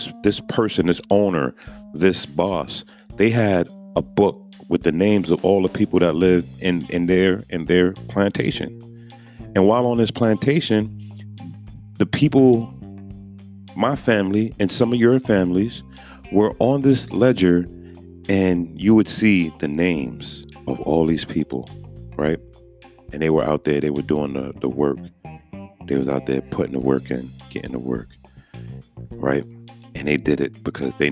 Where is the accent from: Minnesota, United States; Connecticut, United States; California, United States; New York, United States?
New York, United States; New York City; moved away; I'm from Brooklyn